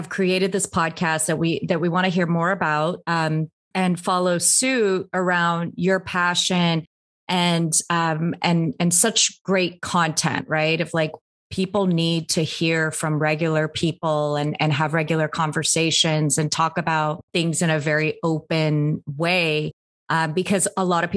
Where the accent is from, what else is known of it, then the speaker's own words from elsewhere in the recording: Anchorage, Alaska, United States; I grew up in Anchorage, Alaska, but it was very diverse